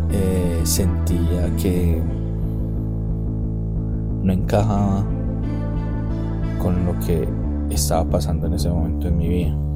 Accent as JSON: {"language": "Spanish", "town": "Medellín", "region": "Antioquia", "country": "Colombia", "tie": "born or raised there", "said": "Soy el menor de tres hijos Nacimos y crecimos en un barrio popular de la ciudad de Medellín. Crecimos solo con mi madre."}